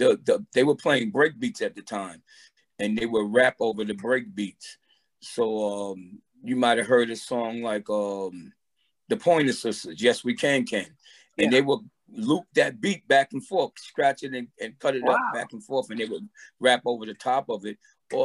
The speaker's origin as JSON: {"language": "English", "town": "New York City", "region": "New York", "country": "United States", "also_born_or_lived": "Roosevelt Island, New York", "said": "Originally from Brooklyn, New York."}